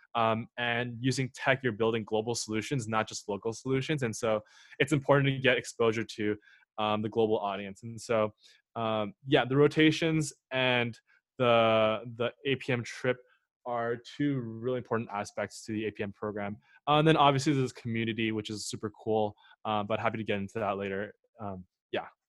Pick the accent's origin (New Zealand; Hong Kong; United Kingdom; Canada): Canada; Montreal, Quebec; moved away as an adult; also born or lived in Waterloo; originally I'm from Montreal